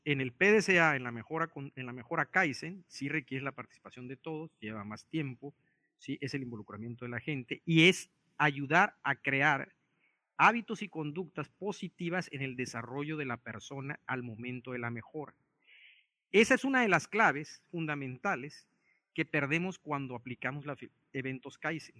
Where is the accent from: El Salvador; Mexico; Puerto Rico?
Mexico; also born or lived in Japan; como mexicano en un país como Japón